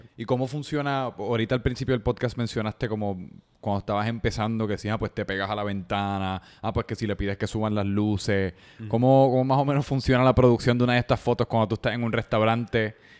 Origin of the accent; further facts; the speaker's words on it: Puerto Rico; la comida que me identifica como puertorriqueño localmente